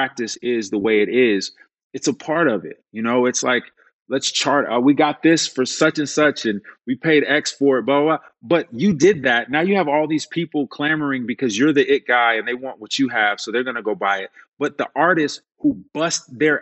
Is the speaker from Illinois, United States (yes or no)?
yes; Chicago, Illinois, United States; I come from Chicago. Like I don't come from a lot.